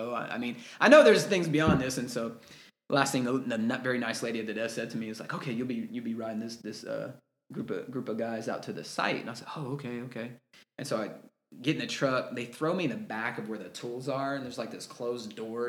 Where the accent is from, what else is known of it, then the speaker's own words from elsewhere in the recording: Texas, United States; I'm from Texas